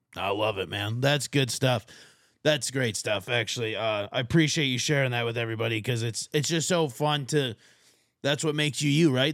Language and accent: English; Martin County, Minnesota, United States; moved away as an adult; now in Arizona, United States; I'm from Martin County, Minnesota is my home county